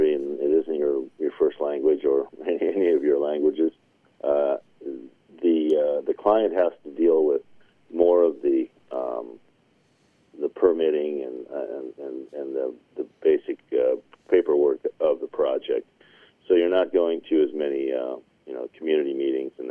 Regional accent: near Minot, North Dakota, United States; that's my home state. I grew up not far from Minot.

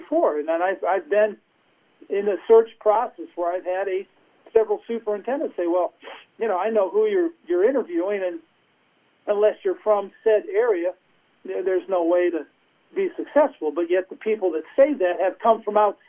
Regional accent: New Jersey, United States; I'm from New Jersey

